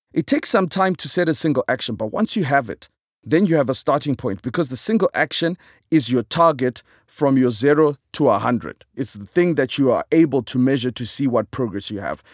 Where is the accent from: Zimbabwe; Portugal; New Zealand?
Zimbabwe; I am a comedian from Zimbabwe